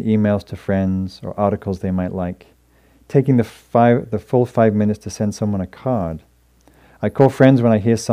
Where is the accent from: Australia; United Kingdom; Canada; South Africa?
United Kingdom; moved away as an adult; now in United States; I was also came from England, Northern England, in a working class family.